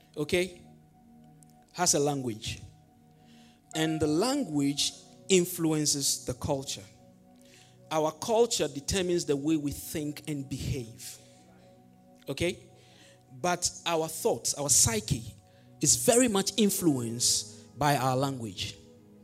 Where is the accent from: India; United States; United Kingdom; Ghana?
Ghana; Volta; English is a second language; I come from the Volta region